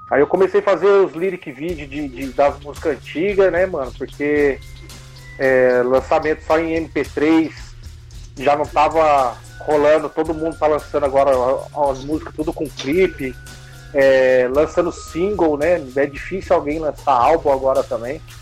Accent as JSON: {"language": "Portuguese", "town": "São José dos Campos", "region": "São Paulo", "country": "Brazil", "said": "Somos aqui da Zona Leste, São José dos Campos, né?"}